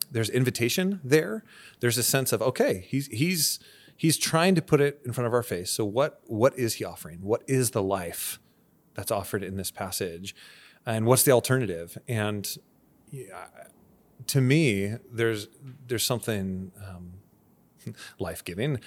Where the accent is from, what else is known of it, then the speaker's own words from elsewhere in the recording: Santa Barbara, California, United States; moved away as an adult; now in Camarillo, United States; both my wife and I grew up in Santa Barbara